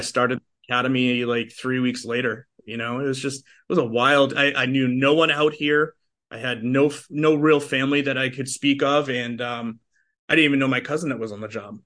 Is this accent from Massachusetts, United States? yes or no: yes; outside of Boston, Massachusetts, United States; moved away as an adult; also born or lived in Los Angeles; I'm a transplant from Boston. Uh, so I grew up, uh, in a, in a city just outside of Boston.